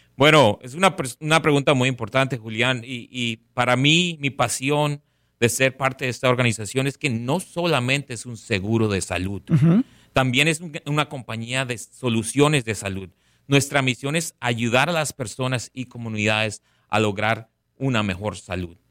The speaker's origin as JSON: {"language": "Spanish", "town": "Barranquilla", "region": "Atlántico", "country": "Colombia", "tie": "born or raised there", "also_born_or_lived": "Bogotá, Colombia", "moved": "yes", "lives_now": "Palm Beach County, United States", "said": "Nací en la capital, en Bogotá, pero me crié en Barranquilla."}